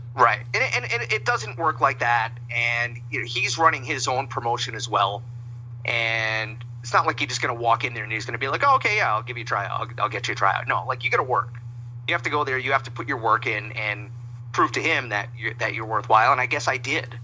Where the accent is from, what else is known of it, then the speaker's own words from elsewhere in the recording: Pawtucket, Rhode Island, United States; I grew up in Pawtucket, Rhode Island